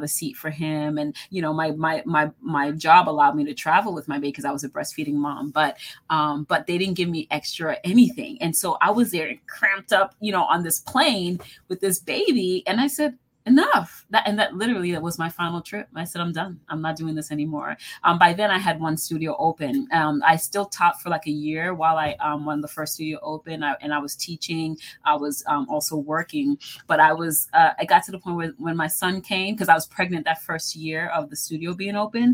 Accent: Boston, Massachusetts, United States; now in Washington, D.C., United States; I grew up in Boston

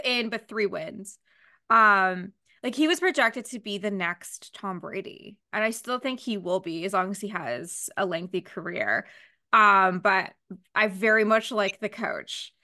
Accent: Canada; as a Canadian

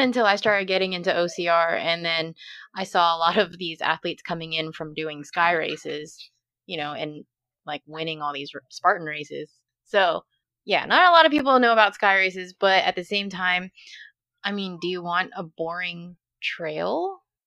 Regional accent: Dallas, Texas, United States; now in Louisiana, United States; growing up in Dallas

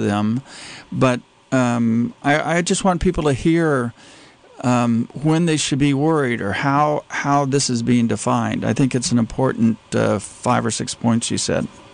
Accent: Texas, United States; I grew up in Texas

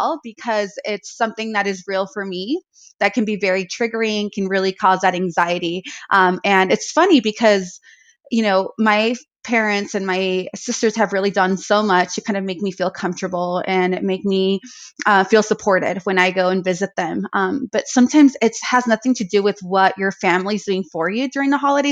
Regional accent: Arizona, United States; now in South Lake Tahoe, United States; I do have family back home where I grew up in Arizona

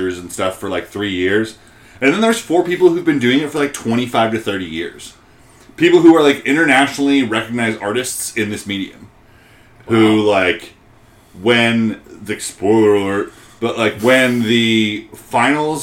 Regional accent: Peachtree City, Georgia, United States; my hometown

